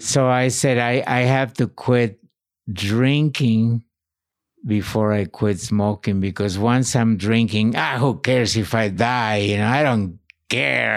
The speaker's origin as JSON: {"language": "English", "town": "Morelia", "region": "Michoacán", "country": "Mexico", "tie": "born or raised there", "also_born_or_lived": "Maryland", "moved": "yes", "said": "born in Morelia, uh, illegally."}